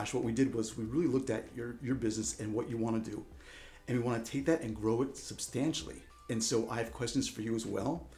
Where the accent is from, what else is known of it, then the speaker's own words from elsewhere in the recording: New York, United States; moved away; also born or lived in Vermont; I'm originally from New York